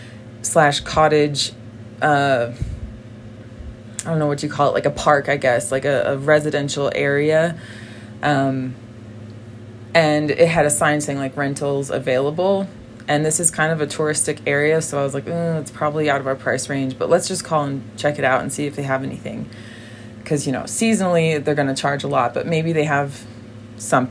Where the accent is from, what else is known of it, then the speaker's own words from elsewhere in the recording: Massachusetts, United States; first language English; also born or lived in Brazil; I'm from Massachusetts, which is a very four seasons kind of area